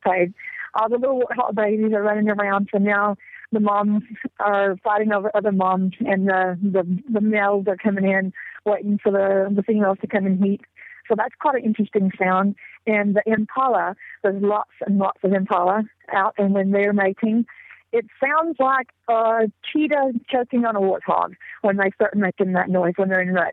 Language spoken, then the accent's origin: English; the South, United States; accent: southern; moved away as an adult; now in South Africa; I was born and raised in the South, in the Tennessee, Alabama, Georgia, the tri state area.